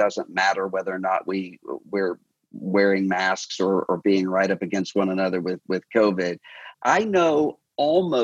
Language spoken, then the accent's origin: English; Mississippi Gulf Coast, United States; I'm from the Mississippi Gulf Coast